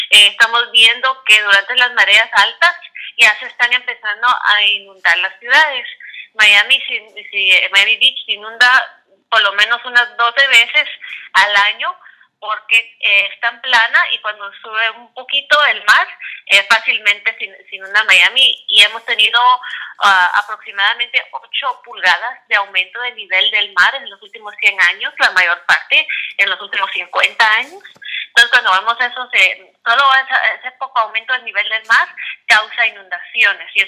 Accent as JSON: {"language": "Spanish", "region": "Quiché", "country": "Guatemala", "tie": "born or raised there", "said": "yo soy de Guatemala y cuando, era, cuando yo era muy chiquita vivíamos en un lugar que se llama Quiché y era un lugar bello, eh, con mucha naturaleza increíble."}